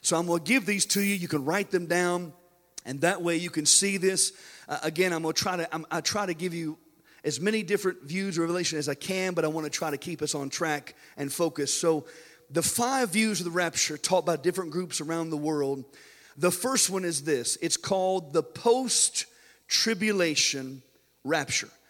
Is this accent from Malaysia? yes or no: no; United States; we as American Christians